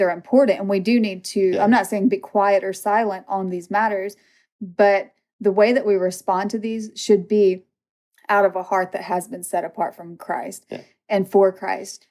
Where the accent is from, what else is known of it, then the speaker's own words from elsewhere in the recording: Mississippi, United States; I'm from Mississippi